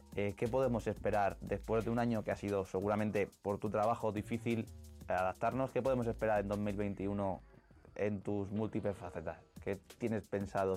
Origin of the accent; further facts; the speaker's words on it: Ciudad Real, Castilla-La Mancha, Spain; el sueño de pinchar en una plaza de Ciudad Real, que es de donde soy